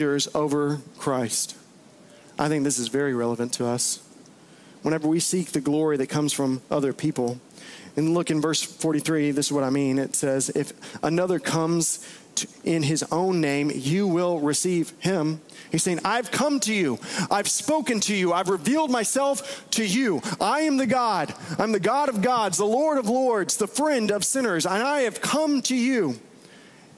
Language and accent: English; Bowie, Texas, United States; I played a lot of flag football during the summer growing up in Bowie, Texas